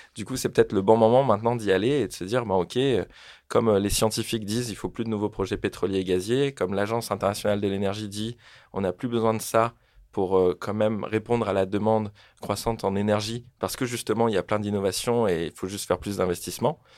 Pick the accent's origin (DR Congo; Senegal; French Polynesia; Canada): French Polynesia; moved away as an adult; also born or lived in Marseille; je viens de Tahiti, en Polynésie française. C'est une toute petite île en plein milieu du Pacifique.